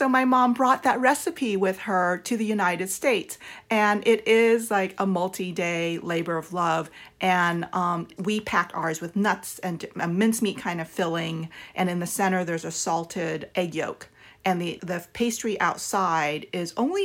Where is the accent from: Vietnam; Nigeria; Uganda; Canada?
Vietnam; South Vietnam; now in Southern California, United States; we came from South Vietnam, where it's either hot or hotter